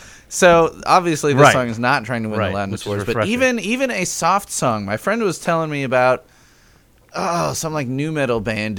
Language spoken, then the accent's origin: English; Chicago, Illinois, United States; now in Lafayette, Indiana, United States; I am in Lafayette, Indiana. I grew up in Chicago, though. I'm only a few hours away from Chicago, hour north of Indianapolis. I am. I've lived in Indiana almost as long.